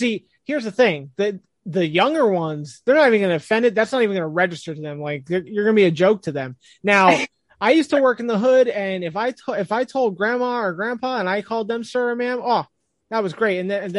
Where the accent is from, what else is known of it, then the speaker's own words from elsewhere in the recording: New Jersey, United States; I'm from Jersey and I don't really have a Jersey accent